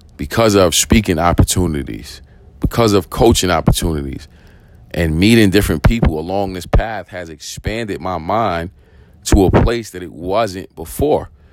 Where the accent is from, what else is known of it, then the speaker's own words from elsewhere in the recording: New York City, New York, United States; I grew up in East New York. I grew up in the projects